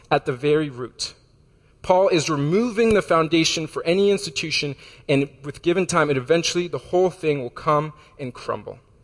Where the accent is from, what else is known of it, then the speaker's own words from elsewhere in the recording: Florida, United States; moved away; I'm from Florida